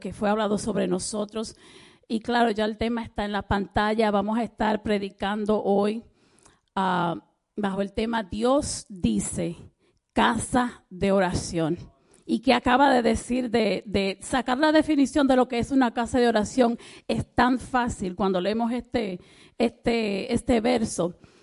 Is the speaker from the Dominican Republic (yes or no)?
yes; Dominican Republic; yo soy dominicana